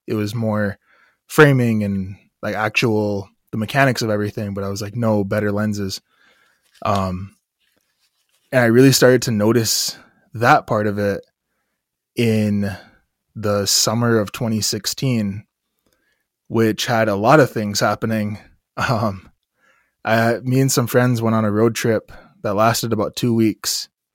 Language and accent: English; Standing Rock Nation, Long Soldier District, North Dakota, United States; I come from the Standing Rock Nation. Specifically, I come from Long Soldier District